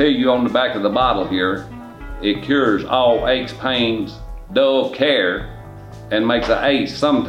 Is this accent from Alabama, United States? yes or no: yes; Leighton, Alabama, United States; I'm from Leeton, Alabama.